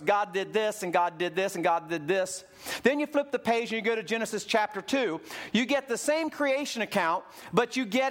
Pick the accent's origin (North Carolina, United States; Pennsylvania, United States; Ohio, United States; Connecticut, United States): Ohio, United States; I was a little kid growing up in Ohio